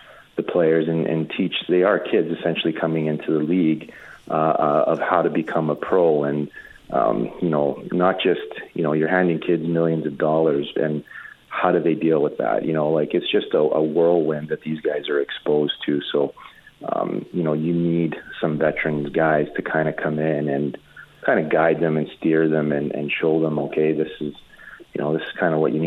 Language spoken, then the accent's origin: English; Edmonton, Alberta, Canada; being from Edmonton, playing in front of my hometown